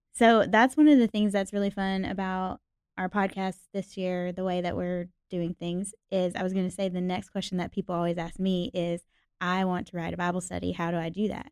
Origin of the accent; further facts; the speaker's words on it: Nashville, Tennessee, United States; was born and raised in Nashville, Tennessee, Music City